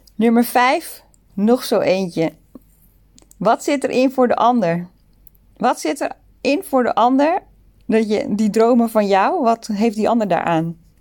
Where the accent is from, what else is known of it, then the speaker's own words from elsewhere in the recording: Netherlands; moved away as an adult; also born or lived in Sydney, Australia; now in Singapore; we komen uit Nederland. Alle drie